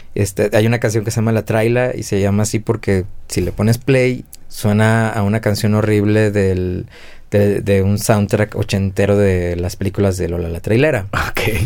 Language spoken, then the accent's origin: Spanish; Guadalajara, Jalisco, Mexico; yo que soy de acá de Guadalajara también